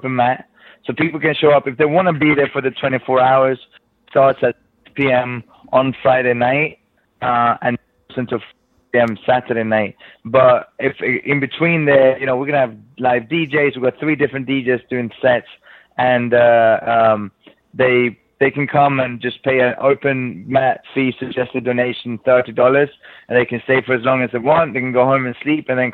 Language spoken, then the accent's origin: English; Sweden; also born or lived in England; now in United States; From Sweden originally